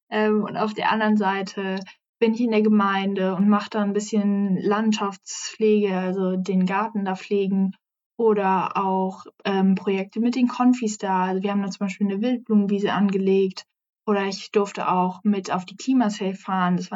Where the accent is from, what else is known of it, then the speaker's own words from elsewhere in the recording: Frankfurt am Main, Hesse, Germany; now in Hamburg, Germany; Ich komme eigentlich aus Frankfurt am Main, aber bin halt hier eben hergezogen.